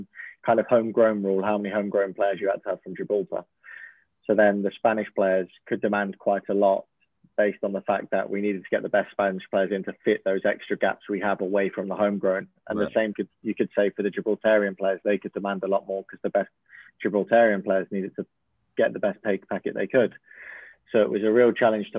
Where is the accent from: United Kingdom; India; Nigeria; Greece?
United Kingdom; England; moved away as an adult; now in Oslo, Norway; I'm English